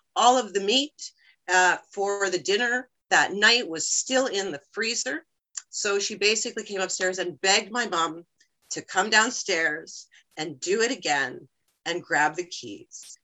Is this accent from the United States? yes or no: yes; United States; now in Canada; I'm originally from the States